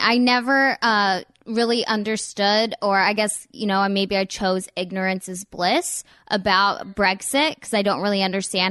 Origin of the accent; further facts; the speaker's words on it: United States; it's just interesting for me to try to learn more and more about it as an American.